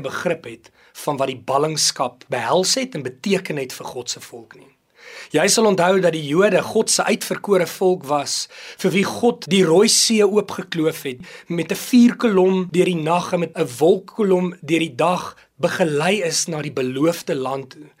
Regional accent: South Africa; ons is Suid-Afrikaners

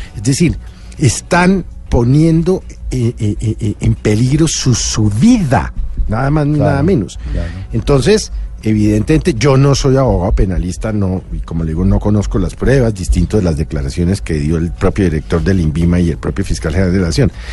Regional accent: Colombia; como ciudadano, como colombiano

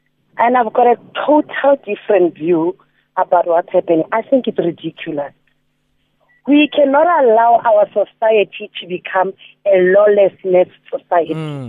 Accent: Soweto, Gauteng, South Africa; now in Johannesburg, South Africa; We grew up in Soweto, Kopish.

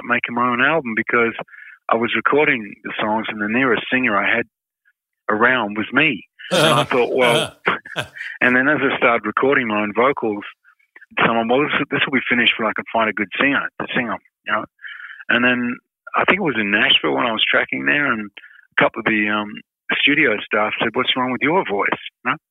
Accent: Perth, Western Australia, Australia; when I was a little kid and I grew up in Perth

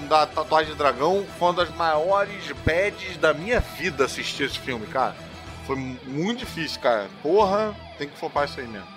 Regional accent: Brazil; A gente que mudou a língua, né? A gente que variou. Os, o sotaque é nosso

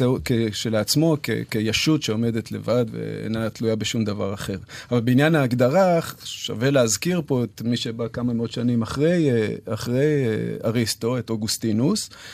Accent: Jerusalem, Jerusalem District, Israel; אני מירושלים

